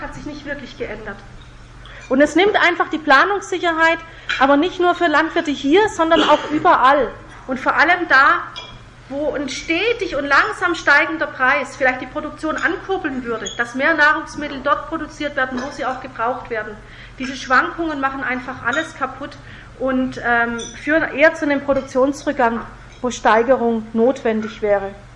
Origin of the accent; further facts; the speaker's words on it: Germany; bei uns in Deutschland und in Europa